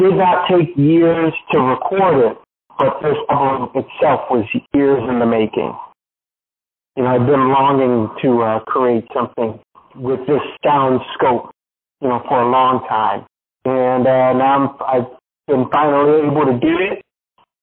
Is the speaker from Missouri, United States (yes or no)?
yes; Kansas City, Missouri, United States; also born or lived in Arusha, Tanzania; my mom and my dad came to America when I was almost 2 years old. And I grew up in KC